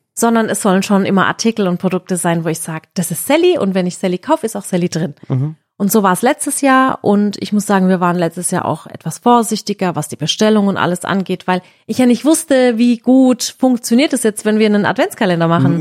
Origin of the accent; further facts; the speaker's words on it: Baden-Württemberg, Germany; im August sind halt immer bei uns in Baden-Württemberg Schulferien